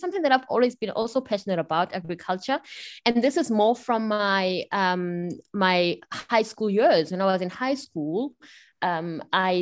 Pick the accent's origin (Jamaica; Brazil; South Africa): South Africa; Pretoria, Gauteng; also born or lived in Bern, Switzerland; I'm South African, you know, as it may have been obvious. I grew up in sunny Pretoria, the capital of South Africa.